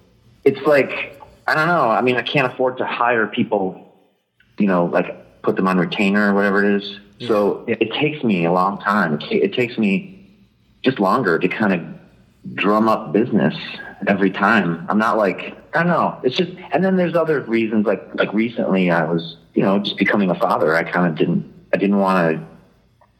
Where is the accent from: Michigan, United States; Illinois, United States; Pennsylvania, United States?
Michigan, United States; Detroit; moved away; also born or lived in California; I moved from California back home to Detroit.